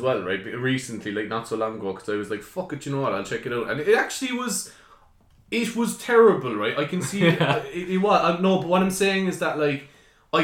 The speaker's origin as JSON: {"language": "English", "country": "Ireland", "said": "as an Irish person, especially an Irish person who's so fucking like patriotic and, you know, knows the history of Ireland"}